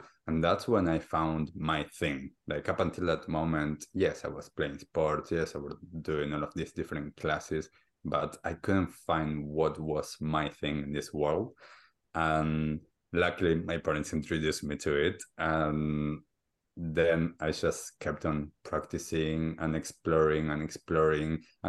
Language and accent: English; Argentina; So I grew up in Argentina and I grew up as a typical kid, sports, school, socially awkward in some stages and different things like that.